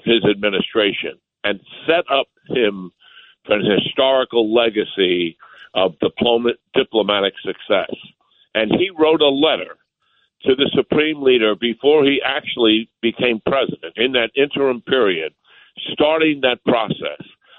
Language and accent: English; New York, United States; I'm a New Yorker anyway.